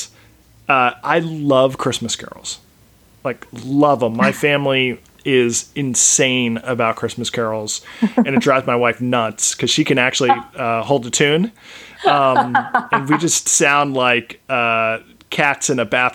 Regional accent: East Coast, United States; moved away as an adult; now in West Coast, United States; I live on the West Coast, but I was raised on the East Coast.

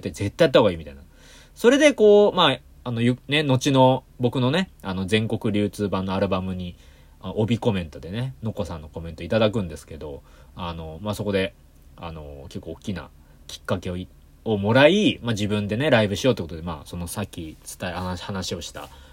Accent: Yokohama, Kanagawa, Japan; 横浜から来た高校生

